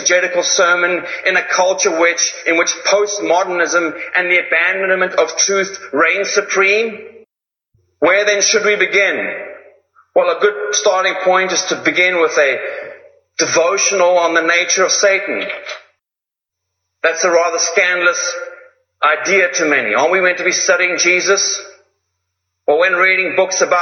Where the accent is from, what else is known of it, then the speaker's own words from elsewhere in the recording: Zimbabwe; I come from Zimbabwe